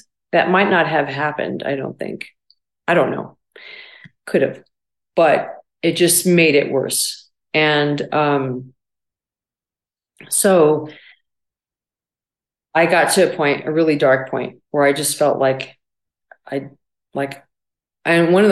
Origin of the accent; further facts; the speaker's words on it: Barstow, California, United States; moved away as an adult; also born or lived in Illinois; growing up in Barstow, it was, you know, a really small town